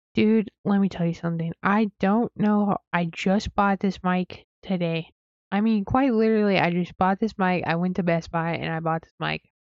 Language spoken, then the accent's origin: English; Wyoming, United States; moved away; I'm from Wyoming.